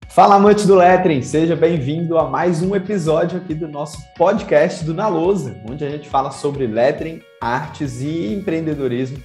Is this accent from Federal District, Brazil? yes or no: yes; Brasília, Federal District, Brazil; moved away; also born or lived in Santos; eu fui criado em Brasília